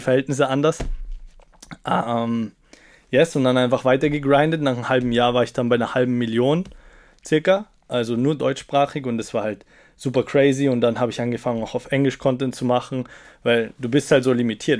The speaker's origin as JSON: {"language": "German", "region": "Salzburg", "country": "Austria", "tie": "born or raised there", "moved": "yes", "lives_now": "Vienna, Austria", "said": "Ich komme aus Salzburg, Kleinstadt, bin dort aufgewachsen mit elf Geschwistern leiblich."}